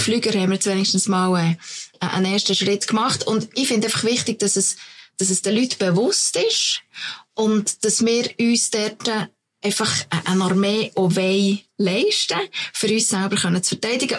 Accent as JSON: {"language": "German", "region": "Lucerne", "country": "Switzerland", "said": "bei uns in Luzern"}